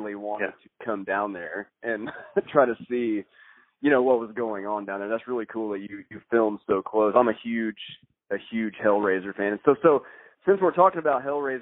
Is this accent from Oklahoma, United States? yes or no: yes; Tulsa, Oklahoma, United States; we're from yeah. Tulsa